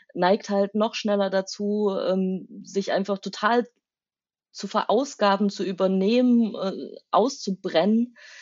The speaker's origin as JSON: {"language": "German", "town": "Taucha", "region": "Saxony", "country": "Germany", "tie": "born or raised there", "also_born_or_lived": "Leipzig", "accent": "Saxon", "moved": "as an adult", "lives_now": "Cologne, Germany", "said": "ich bin in Taucher aufgewachsen"}